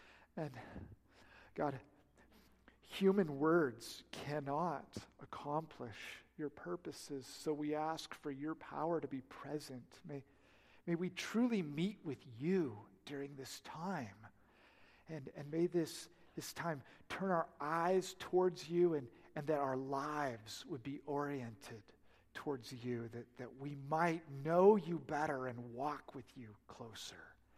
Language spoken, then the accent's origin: English; Oregon, United States; now in Oklahoma, United States; I come from Oregon. We have little lightning. And just seeing big lightning here in Oklahoma.